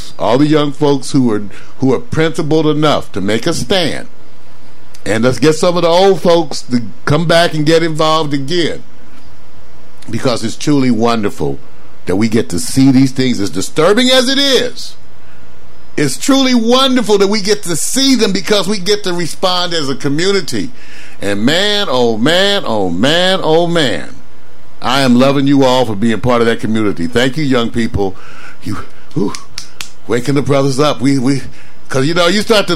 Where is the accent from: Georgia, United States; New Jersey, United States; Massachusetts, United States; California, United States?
California, United States; Los Angeles; I grew up in Los Angeles.